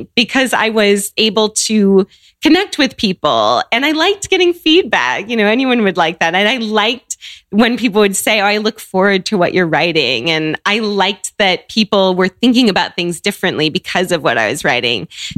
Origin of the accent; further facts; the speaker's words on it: Seattle, Washington, United States; So I grew up in Seattle.